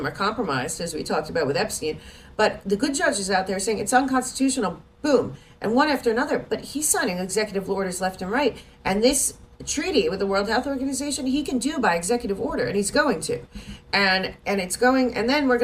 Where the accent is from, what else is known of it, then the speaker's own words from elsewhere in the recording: United States; we as American people